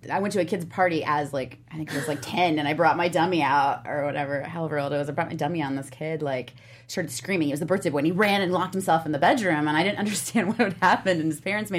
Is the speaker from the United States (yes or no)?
yes; Indiana, United States; now in Los Angeles, United States; I'm from Indiana.